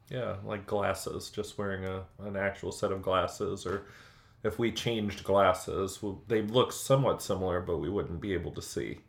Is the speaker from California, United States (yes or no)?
no; Illinois, United States; now in Indiana, United States; Growing up in Illinois